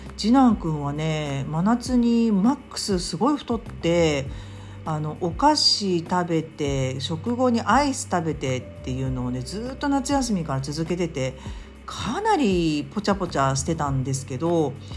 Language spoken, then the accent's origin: Japanese; Tokyo, Japan; now in Hyogo, Japan; まずは自分の出身地ですね。うちの主人は和歌山なので和歌山そして私は東京なので